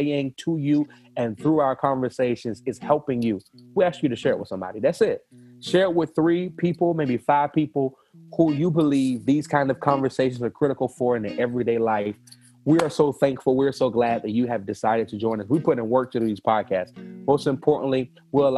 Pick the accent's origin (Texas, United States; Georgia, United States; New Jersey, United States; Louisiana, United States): Georgia, United States; Savannah; I'm from Savannah